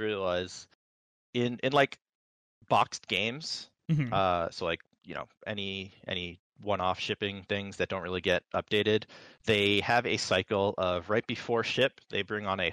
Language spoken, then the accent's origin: English; East Coast, United States; I am from the East Coast.